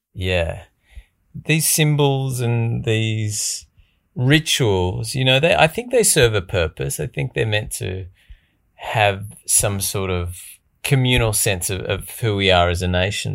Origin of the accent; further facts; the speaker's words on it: Australia; institutional beliefs that we sort of grew up with, pretty entrenched around being Australian